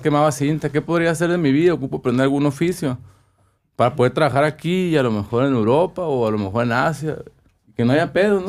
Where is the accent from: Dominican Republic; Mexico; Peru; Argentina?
Mexico; Ciudad Obregón, Sonora; moved away as an adult; also born or lived in Mexico City; cuando crecí aquí, mis viajes eran a Tucson, a Phoenix, San Carlos. Nunca salí de Sonora.